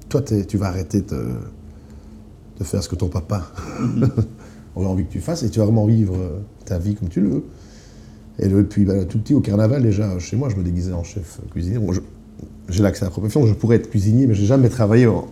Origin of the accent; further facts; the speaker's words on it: Eupen, Wallonia, Belgium; on vient de Pen. Ah, mais je connais la famille Siou à Eupen. Et effectivement, Eupen, il y a un restaurant chinois, le seul, qui, euh, dont la fille était avec moi en classe.